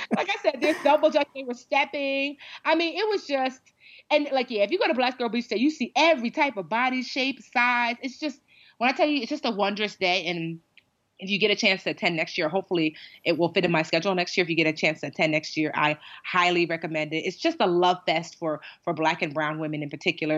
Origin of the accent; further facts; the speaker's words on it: Westfield, United States; I grew up in Westfield largely